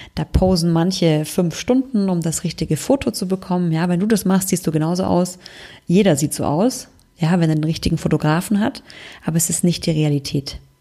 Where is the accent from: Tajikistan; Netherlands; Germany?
Germany; bei uns in Deutschland